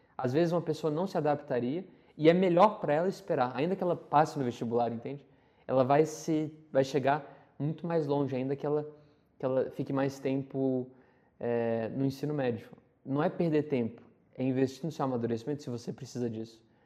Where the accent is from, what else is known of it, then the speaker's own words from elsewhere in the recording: Brasília, Federal District, Brazil; rede pública do DF, onde eu nasci, eu nasci em Brasília